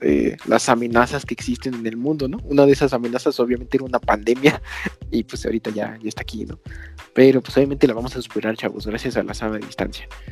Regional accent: Mexico City, Mexico; nosotros somos del sur de la Ciudad de México

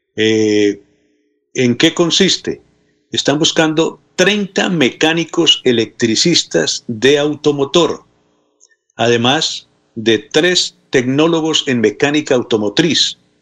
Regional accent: Contratación, Santander, Colombia; En mi pueblo no solamente las campanas, a las 5 de la mañana prenden el parlante. Ah. Entonces no podría vivir en contratación

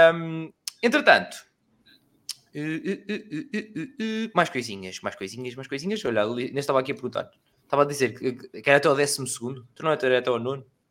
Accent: Aveiro area, Centro, Portugal; eu sou da zona da Aveiro

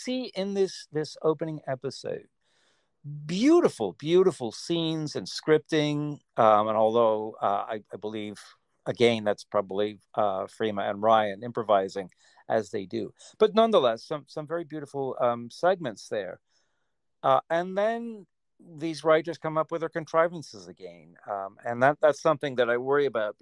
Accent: England, United Kingdom; also born or lived in United States; was born in America. I grew up in England.

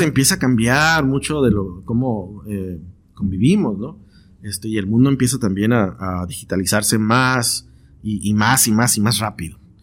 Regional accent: Tijuana, Baja California, Mexico; also born or lived in London / San Diego; soy de Tijuana y estoy viviendo en Tijuana

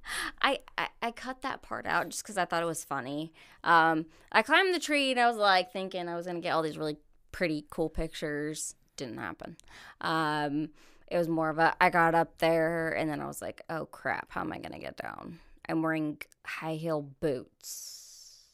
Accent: Corona, California, United States; moved away as an adult; now in Missouri, United States; Corona is about an hour to hour and a half north of San Diego. Okay. Uh, that's where I was born and raised

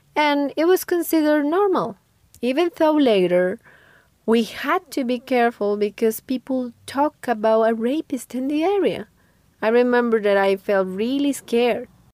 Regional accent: Málaga, Santander, Colombia; I was born in a small town in the Colombian Andes named Malaga. 25 years ago, when I was a kid, I remember my hometown as a quite normal and peaceful place.

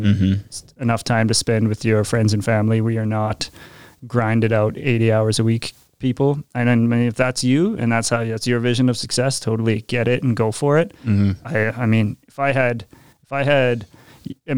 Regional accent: Regina, Saskatchewan, Canada; I'm born and raised in Regina

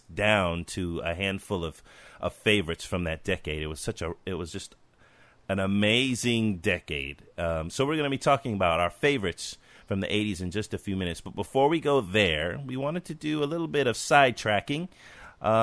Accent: California, United States; I'm a Californian

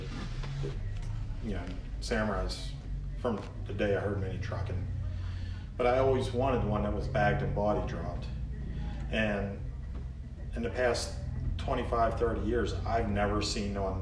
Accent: Pennsylvania, United States; I'm from Warbazonia, Pennsylvania.

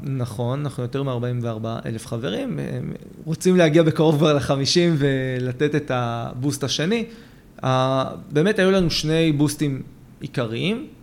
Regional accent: Israel; אני גדלתי בבית מאוד ציוני. Mm-hmm. בית מאוד שורשי פה בארץ

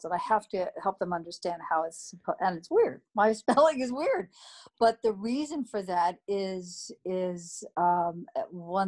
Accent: Sacramento, California, United States; also born or lived in Napa, California; I grew up on the West Coast in Sacramento, California, born in Napa. So I'm a Northern California girl

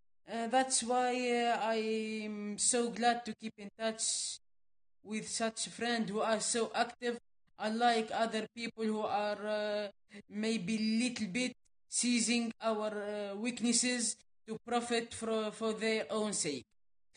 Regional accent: Midoun, Medenine, Tunisia; English is a second language; also born or lived in Gabes / Sousse / Sfax / Ouargla, Algeria; an association here in my hometown

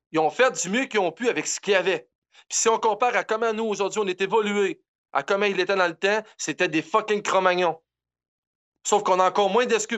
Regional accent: Quebec, Canada

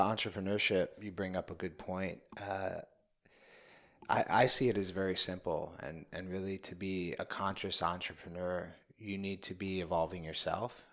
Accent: New York City, New York, United States; I grew up in the Bronx

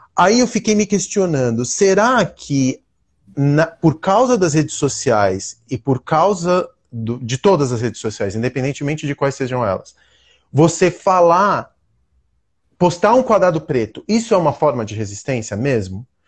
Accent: Brazil; aqui no Brasil a gente está num lugar de privilégio

